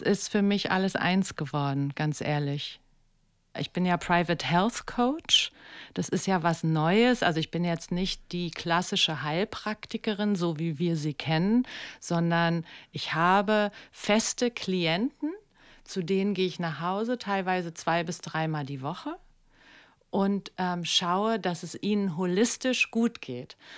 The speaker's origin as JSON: {"language": "German", "region": "Berlin", "country": "Germany", "also_born_or_lived": "New York", "said": "ich komme ja aus Kreuzberg"}